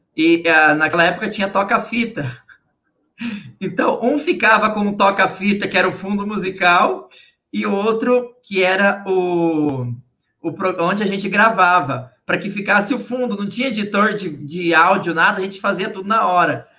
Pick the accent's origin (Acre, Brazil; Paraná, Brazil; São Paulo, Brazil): Paraná, Brazil; Guaraniaçu; moved away; eu sou natural do interior do Paraná, cidade de Guaraniaçu.